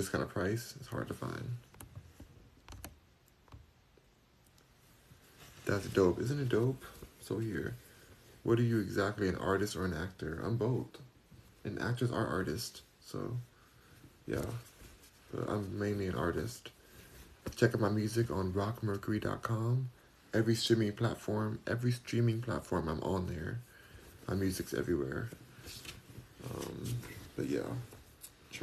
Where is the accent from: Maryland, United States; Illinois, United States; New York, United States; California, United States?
California, United States; Los Angeles; now in Houston, United States; I'm in Houston, Texas now, but I'm from Los Angeles, California. Hollywood.